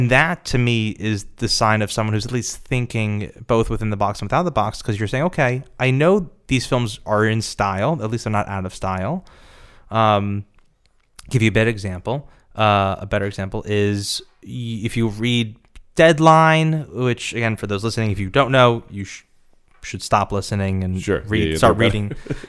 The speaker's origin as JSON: {"language": "English", "region": "Nebraska", "country": "United States", "said": "I'm from Nebraska."}